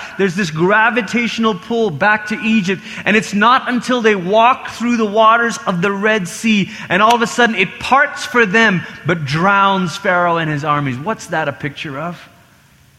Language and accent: English; Malaysia; I grew up in Malaysia, and Malaysia is multi-ethnic, but also multi-religious